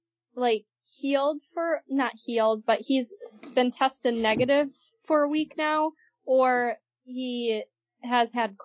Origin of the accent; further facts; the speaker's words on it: Germany; English is a second language; For those of you who don't know, I'm actually from Germany, so it's not a Frankenfurter.